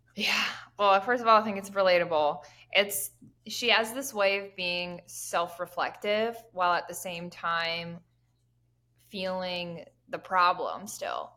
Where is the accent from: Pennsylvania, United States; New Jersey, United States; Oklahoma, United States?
Pennsylvania, United States; I am from Pennsylvania